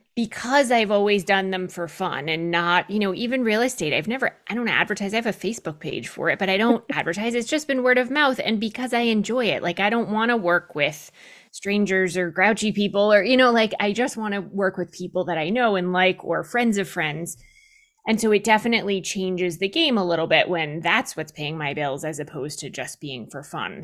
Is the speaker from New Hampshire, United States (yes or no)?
yes; New Hampshire, United States; I grew up in New Hampshire